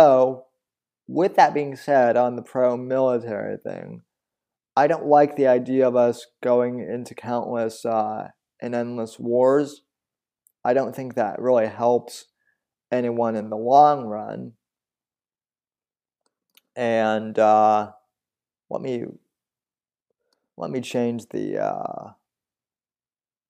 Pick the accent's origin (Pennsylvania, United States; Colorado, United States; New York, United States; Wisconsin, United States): Colorado, United States; moved away; I'm originally from Colorado